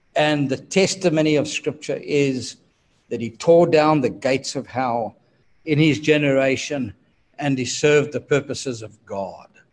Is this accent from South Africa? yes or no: yes; South Africa; my birth country, which is South Africa. His head office was just a few miles from my hometown